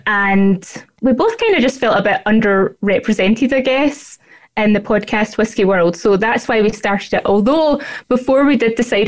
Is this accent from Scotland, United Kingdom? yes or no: yes; Falkirk, Scotland, United Kingdom; moved away as an adult; also born or lived in Glasgow, Scotland / Islay, Scotland; now in Canada; I'm originally from Falkirk, but I lived in Glasgow for about 10 years before I moved here.